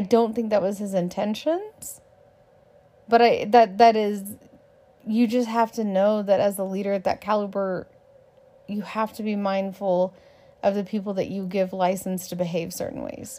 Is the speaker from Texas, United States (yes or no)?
yes; Texas, United States; I'm a Texan